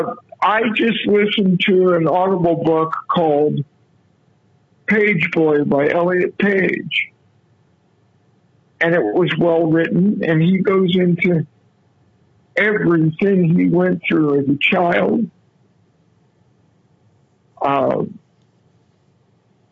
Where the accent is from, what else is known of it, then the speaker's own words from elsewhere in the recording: Muncie, Indiana, United States; moved away; also born or lived in Texas; I was born in Muncie, Indiana